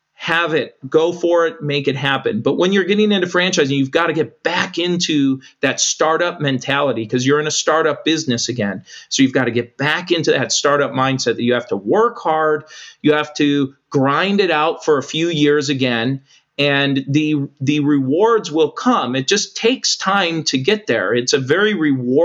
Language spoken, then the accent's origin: English; United States; as an American